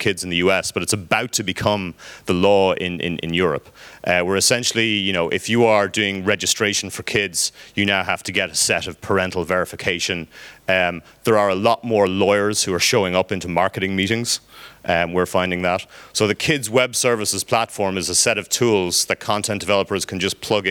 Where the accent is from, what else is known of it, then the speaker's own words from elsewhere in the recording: Ireland; I'm Irish